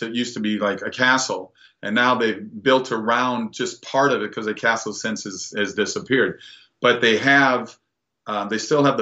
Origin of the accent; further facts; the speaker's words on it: Minnesota, United States; moved away; going back to my home state